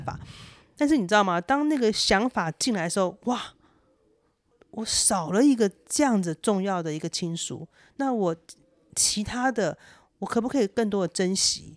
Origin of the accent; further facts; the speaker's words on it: Taiwan; now in Los Angeles, United States; 我也期待说可以带着先生可以去看看我的故乡，看看更美丽的台湾